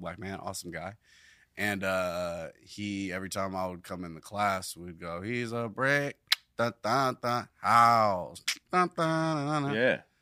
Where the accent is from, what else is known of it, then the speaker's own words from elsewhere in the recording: Carson, California, United States; also born or lived in Long Beach, California / North Carolina; now in Los Angeles, United States; I was born in Long Beach, California, at Long Beach Memorial, and I lived there for a few years in the in the beginning, mm-hmm. and mm. then I was primarily raised in Carson